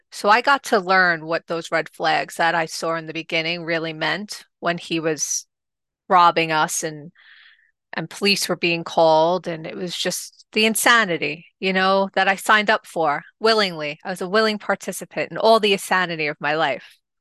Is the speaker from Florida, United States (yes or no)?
no; New York City, New York, United States; also born or lived in Staten Island; originally, I am from Rockaway, which is in Queens, New York.